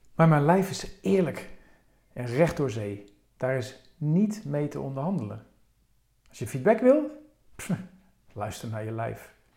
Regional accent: Rotterdam, South Holland, Netherlands; mijn geboortestad Rotterdam

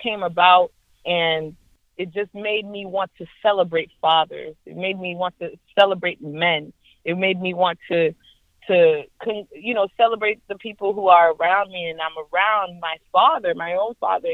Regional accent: Brockton, Massachusetts, United States; also born or lived in Boston, Massachusetts; I was born in Boston, and then I was raised in Brockton, Massachusetts, 508, City of Champions.

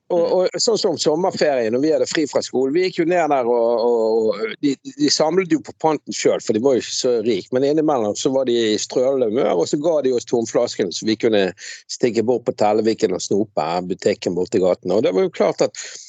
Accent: Bergen, Vestland, Norway; Jeg vokste jo opp på Laksevåg

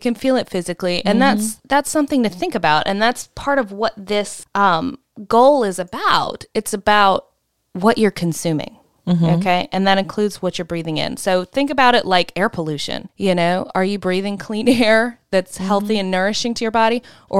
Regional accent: Southern United States, United States; we're from the South.

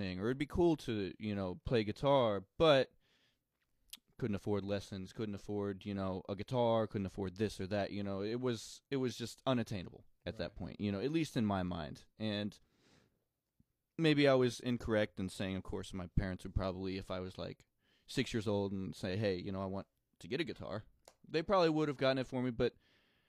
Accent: Bowling Green, Missouri, United States; accent: country; grew up in the country in a little town called Bowling Green, Missouri.

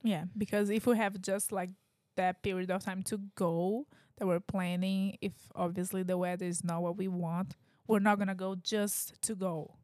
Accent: Brazil; English is a second language; now in United States; I'm from Brazil, like, I've a, like, I had a very different life in Brazil than what I have right now

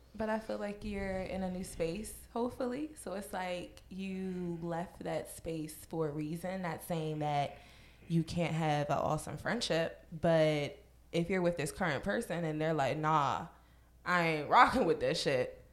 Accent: Virginia, United States; moved away; I'm from Virginia

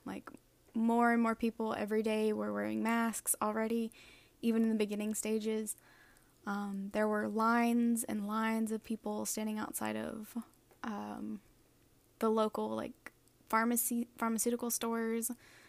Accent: Texas, United States; moved away as an adult; now in South Korea; I am from Texas. I currently live in rural South Korea

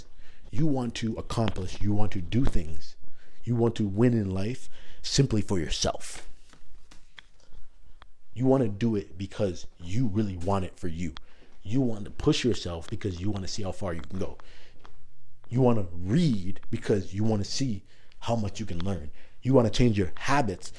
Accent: Toronto, Ontario, Canada; moved away as an adult; also born or lived in Iowa; I'm from Toronto, so I'm in another country now

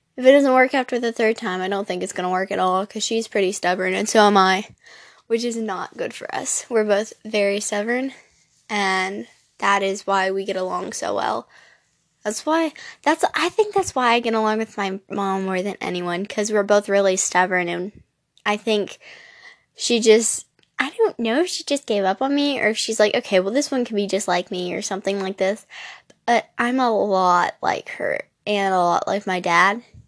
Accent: Louisiana, United States; moved away; I am from the South, I am from Louisiana

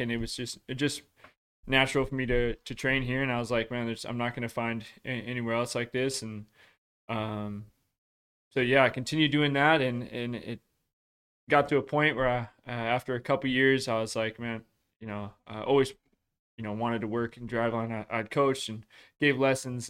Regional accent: Washington, United States; I grew up in Washington

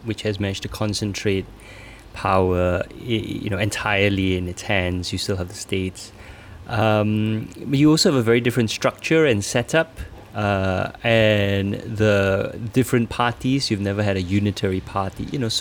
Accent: Singapore; as a Singaporean running this organization

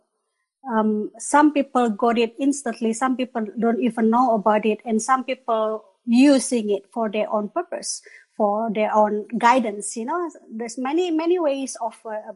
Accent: Bandung, West Java, Indonesia; moved away as an adult; also born or lived in Malaysia / Würzburg, Germany; now in Veitshöchheim, Germany; I am actually Indonesian. I am coming from Bandung, Indonesia. Orang Sunda

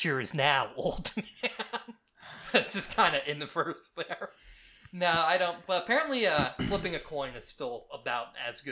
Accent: West Virginia, United States; moved away; I had no family in West Virginia, and I wasn't born there

